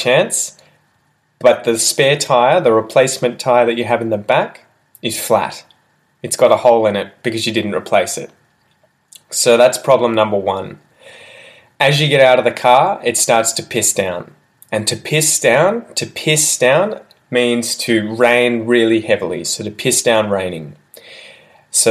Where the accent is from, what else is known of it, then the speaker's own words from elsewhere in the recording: Australia; first language English; as an Australian